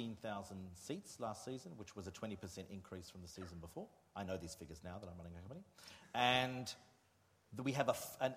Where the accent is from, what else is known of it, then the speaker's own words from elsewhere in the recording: Australia; moved away as an adult; now in Germany; I am constantly being referred to in Germany as Australian.